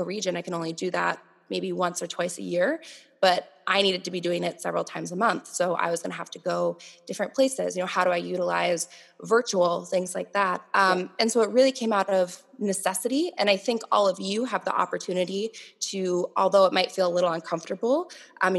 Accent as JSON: {"language": "English", "region": "Minnesota", "country": "United States", "tie": "born or raised there", "also_born_or_lived": "Missouri", "moved": "as an adult", "said": "I grew up here in Minnesota, and then we moved to Missouri"}